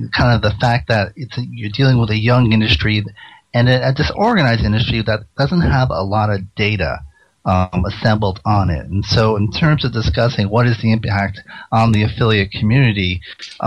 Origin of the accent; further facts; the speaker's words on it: Rhode Island, United States; my home state of Rhode Island